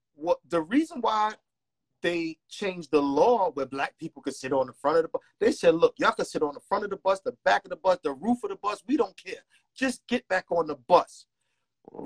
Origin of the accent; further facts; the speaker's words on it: New York City, New York, United States; I was born and raised in Marcy Projects